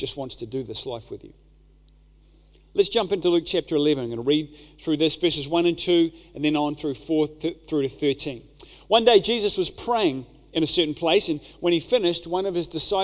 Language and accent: English; New Zealand; a Kiwi dad